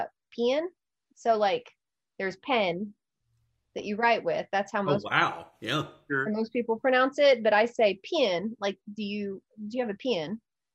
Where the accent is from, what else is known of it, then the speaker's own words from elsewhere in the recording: Memphis, Tennessee, United States; born there; No, I was born in Memphis, Tennessee. But like my dad graduated college later and then got a job.